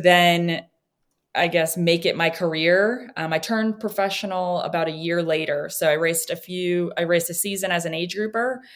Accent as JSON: {"language": "English", "region": "New Hampshire", "country": "United States", "tie": "born or raised there", "said": "I grew up in New Hampshire"}